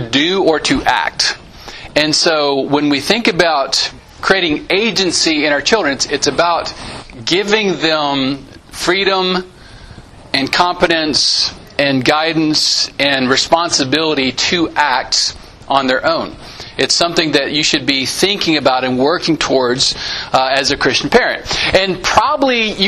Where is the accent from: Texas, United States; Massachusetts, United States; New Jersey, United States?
Texas, United States; Santa Anna; My hometown growing up, Santa Ana, Texas